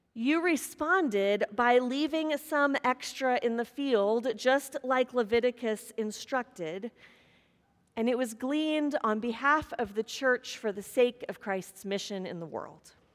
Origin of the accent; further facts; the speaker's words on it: Kansas, United States; moved away; growing up in Kansas across the street from horses and corn